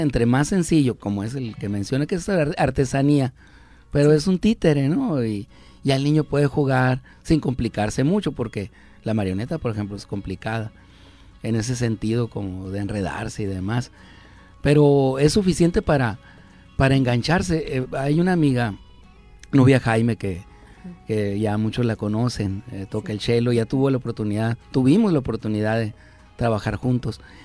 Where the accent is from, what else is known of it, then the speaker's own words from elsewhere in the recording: El Encinal, Sonora, Mexico; allá en mi, en mi pueblo